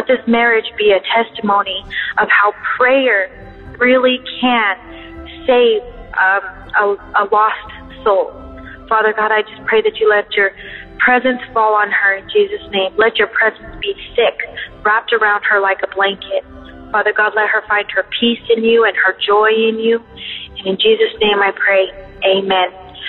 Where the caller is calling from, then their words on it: Colorado, United States; I'm from Colorado